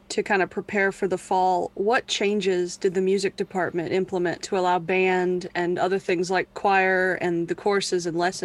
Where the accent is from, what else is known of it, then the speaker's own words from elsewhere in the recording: Paragould, Arkansas, United States; I'm from Paragould